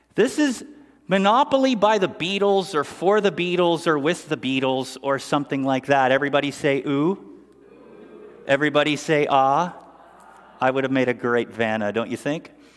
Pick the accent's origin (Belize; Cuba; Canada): Canada; Sundridge, Ontario; we grew up in Sundridge, Ontario, Canada